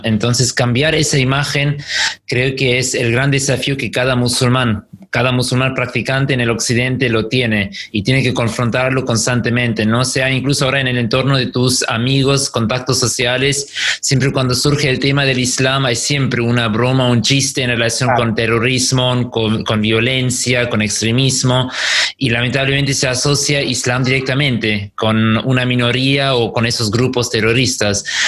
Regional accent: Germany; now in Argentina; yo soy de Alemania

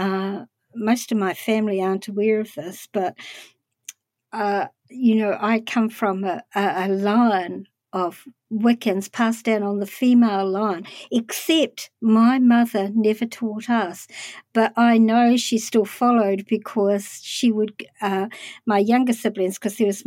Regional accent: Palmerston North, Manawatū-Whanganui, New Zealand; I lived in a town called Palmerston North as a kid

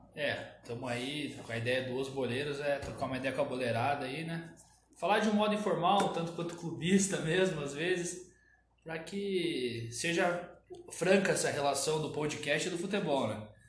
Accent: Curitiba, Paraná, Brazil; also born or lived in Cascavel; eu sou nasci em Cascavel e quando eu era muito novo ainda fui morar em Curitiba

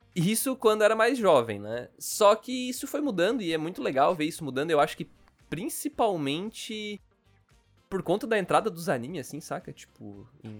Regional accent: Criciúma, Santa Catarina, Brazil; accent: gaúcho, meio sulista; eu sou de Santa Catarina, eu sou de Criciúma, na verdade

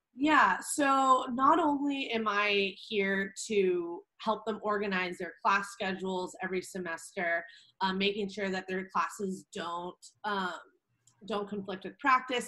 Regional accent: Orange County, Southern California, United States; moved away as an adult; also born or lived in Spokane, Washington; now in Arizona, United States; I grew up in Orange County

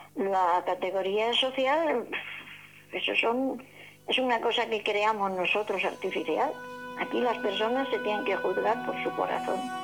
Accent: Jumilla, Region of Murcia, Spain; Yo mi pueblo, en Jumilla, mi pueblo natal

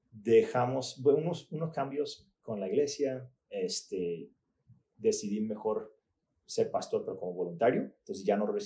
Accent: Puebla, Mexico; moved away as an adult; also born or lived in Chalco, Mexico / Portland; Pues yo crecí mi adolescencia en Puebla y luego me fui a estudiar a Portland.

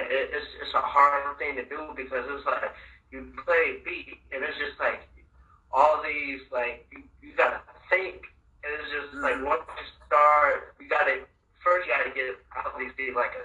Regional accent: Chicago, Illinois, United States; I was born in Chicago

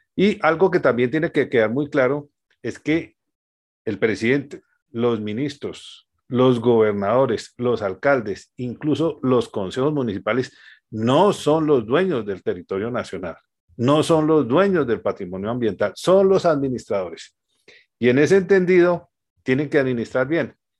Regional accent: Colombia

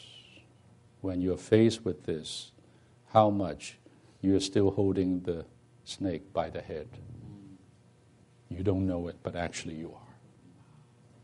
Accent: Hong Kong; moved away; I'm from Hong Kong, so we are these bilingual people

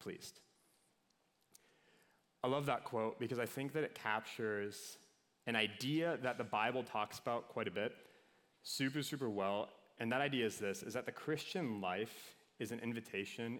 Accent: Minnesota, United States; I'm from Minnesota

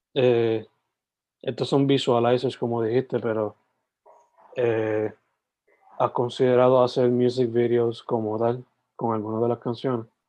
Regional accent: San Germán, Puerto Rico; yo originalmente pues soy de San Germán

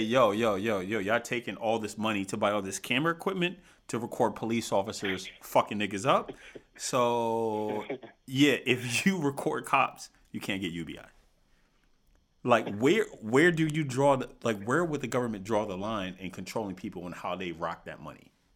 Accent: United States; we have to look out for Americans, right? more specifically, right? Because we're American

